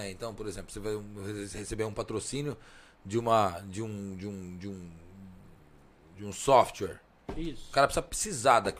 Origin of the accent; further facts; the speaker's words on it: Italy; Eu sou italiano, eu sou apaixonado por cheiro e por gosto, né?